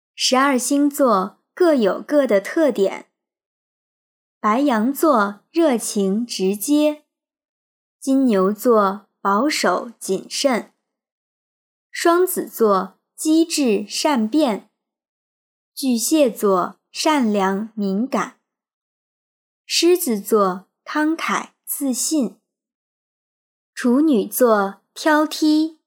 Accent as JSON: {"language": "Chinese", "country": "China", "said": "我们中国人"}